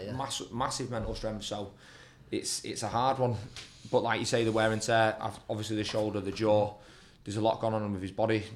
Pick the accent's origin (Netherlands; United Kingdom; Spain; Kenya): United Kingdom; being British